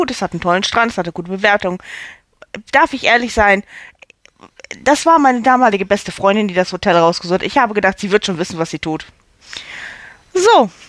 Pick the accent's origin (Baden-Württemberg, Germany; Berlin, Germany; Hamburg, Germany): Hamburg, Germany; Ich komme aus Hamburg, ich bin 43, noch 43 Jahre alt und bin Schauspielerin.